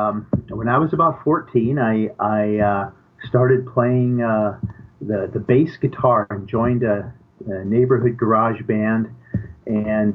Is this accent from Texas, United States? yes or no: no; Denver, Colorado, United States; I grew up primarily in Denver